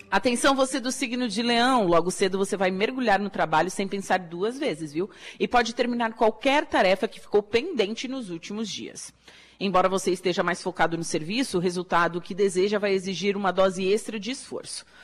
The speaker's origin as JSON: {"language": "Portuguese", "town": "Torres", "region": "Rio Grande do Sul", "country": "Brazil", "moved": "yes", "lives_now": "Araranguá, Brazil", "said": "eu sou de Torres, do Rio Grande do Sul"}